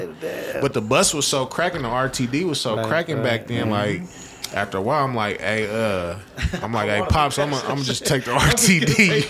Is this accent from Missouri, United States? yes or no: no; Denver, Colorado, United States; also born or lived in Los Angeles, California / Aurora, Colorado; I was born in L.A. Okay. And we moved here when I was hella young. We moved to Aurora first. But I was raised in Montbello, though.